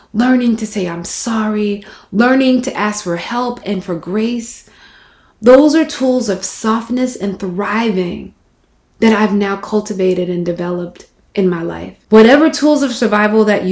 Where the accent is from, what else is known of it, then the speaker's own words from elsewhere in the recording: Mississippi, United States; moved away; growing up in Mississippi